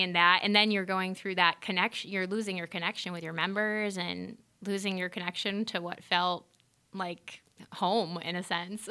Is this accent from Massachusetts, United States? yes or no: yes; Massachusetts, United States; born and raised in Massachusetts for the most part